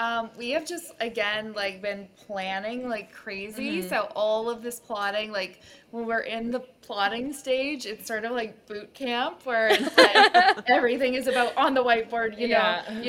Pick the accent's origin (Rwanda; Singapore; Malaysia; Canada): Canada; so 10 degrees Celsius here